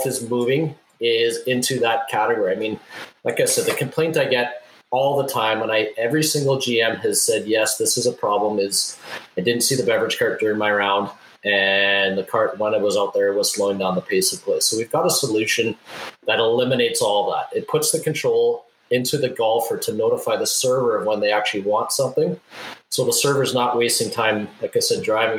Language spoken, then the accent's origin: English; Winnipeg, Manitoba, Canada; my hometown of Winnipeg, Manitoba